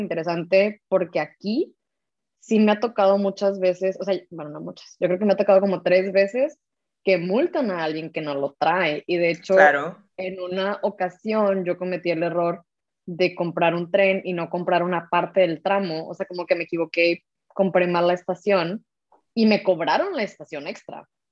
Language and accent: Spanish; Mexico; now in Germany; Somos dos mexicanas viviendo yo en Alemania